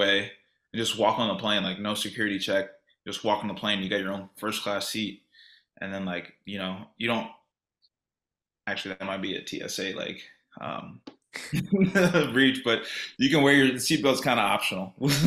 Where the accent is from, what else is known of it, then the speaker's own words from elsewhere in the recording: Sugar Land, Texas, United States; I'm from Sugar Land